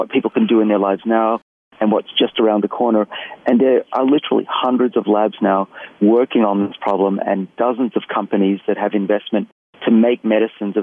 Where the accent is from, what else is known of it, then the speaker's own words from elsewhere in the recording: Australia; accent: Australian; moved away as an adult; also born or lived in Boston; my accent's Australian